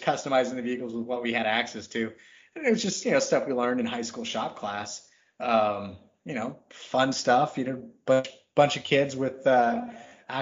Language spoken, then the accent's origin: English; Texas, United States; I grew up in Texas